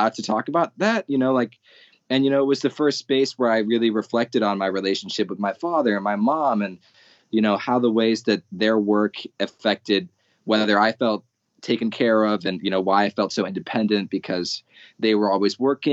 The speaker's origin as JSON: {"language": "English", "region": "Arizona", "country": "United States", "said": "I'm from Arizona. It's a very white area"}